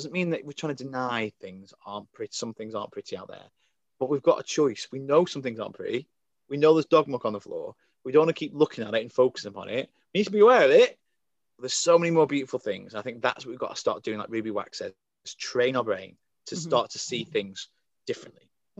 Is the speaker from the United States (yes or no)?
no; Crewe, North West England, United Kingdom; I think Crewe is the beginning of the north. I think we're classed as the north here.